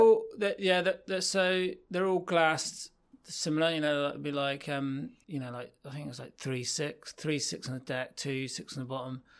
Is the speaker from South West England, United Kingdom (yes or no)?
yes; North Devon, South West England, United Kingdom; growing up in North Devon